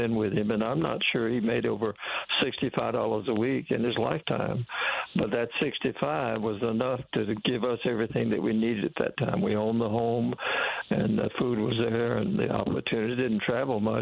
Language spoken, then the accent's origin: English; South Carolina, United States; the fellow that owned the Coca-Cola bottling company in my hometown also owned the Class B ball club in Sumter, South Carolina.